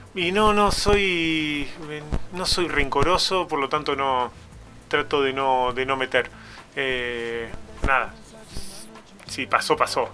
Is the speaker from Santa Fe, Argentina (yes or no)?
no; Olavarría, Buenos Aires Province, Argentina; moved away as an adult; now in Tandil, Argentina; cuando nos vinimos a vivir a Tandil, nosotros somos de Olavarría